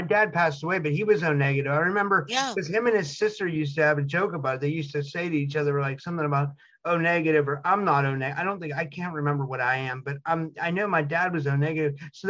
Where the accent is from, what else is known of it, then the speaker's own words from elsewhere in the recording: United States; my dad was Lebanese, but we're like as American as apple pie.